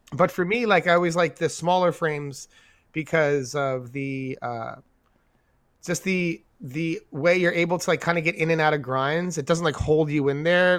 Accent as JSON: {"language": "English", "region": "New York", "country": "United States", "said": "we're from New York"}